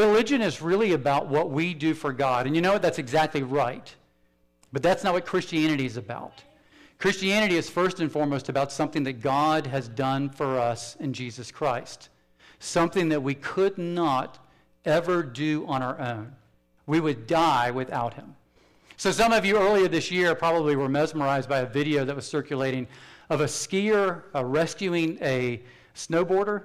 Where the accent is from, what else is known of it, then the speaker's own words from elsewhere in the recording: South Carolina, United States; I'm from South Carolina.